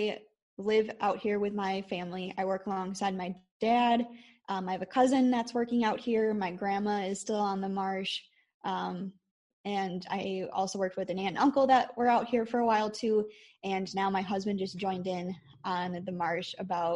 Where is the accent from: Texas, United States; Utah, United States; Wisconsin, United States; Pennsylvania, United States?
Wisconsin, United States; I am from Wisconsin.